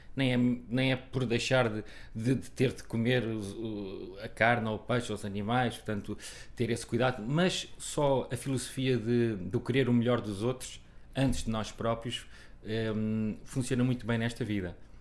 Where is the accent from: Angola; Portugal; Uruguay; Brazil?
Portugal; Figueira da Foz, Coimbra District; moved away; eu e a minha irmã nascemos na Figueira da Foz